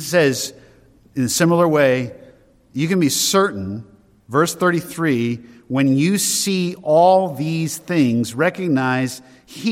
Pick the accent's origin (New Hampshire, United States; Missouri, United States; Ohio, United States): New Hampshire, United States; Derry; As a boy growing up in Derry, New Hampshire, we lived in an old farmhouse